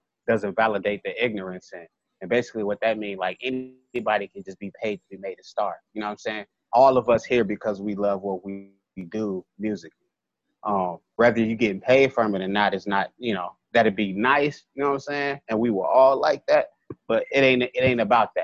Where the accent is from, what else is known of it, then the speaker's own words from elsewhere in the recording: Madison, Wisconsin, United States; also born or lived in Chicago; I was born in Chicago, raised in Madison